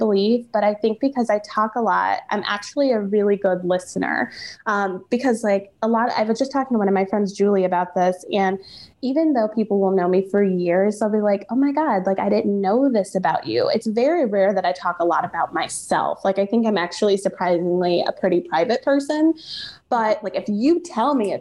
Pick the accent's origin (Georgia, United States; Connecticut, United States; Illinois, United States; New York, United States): Illinois, United States; Chicago; I grew up in Hyde Park